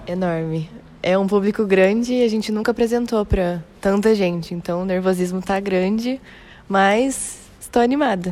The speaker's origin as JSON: {"language": "Portuguese", "town": "Jacareí", "region": "São Paulo", "country": "Brazil", "said": "sou de Jacareí"}